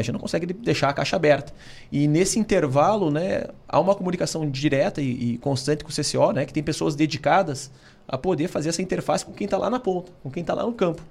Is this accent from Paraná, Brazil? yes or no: yes; Curitiba, Paraná, Brazil; sou aqui de Curitiba